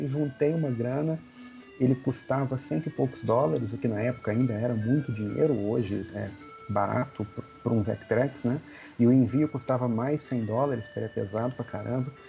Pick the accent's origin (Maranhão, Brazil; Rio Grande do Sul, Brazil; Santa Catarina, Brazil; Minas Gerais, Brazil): Minas Gerais, Brazil; Belo Horizonte; Eu sou de Belo Horizonte, né? Os encontros são em São Paulo.